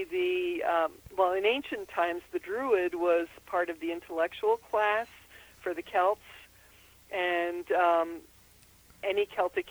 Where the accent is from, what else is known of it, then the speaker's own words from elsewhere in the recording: Austria; moved away; also born or lived in Philadelphia; I was born in Austria